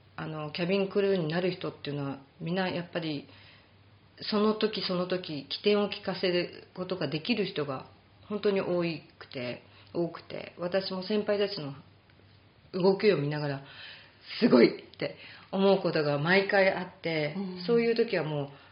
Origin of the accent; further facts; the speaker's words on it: Japan; moved away; 日本人、はい、英語があの母国語ではない